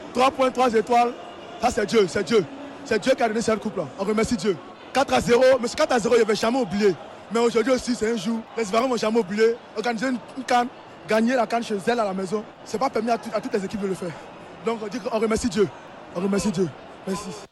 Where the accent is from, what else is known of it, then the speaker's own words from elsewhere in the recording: Paris, Île-de-France, France; je suis de Paris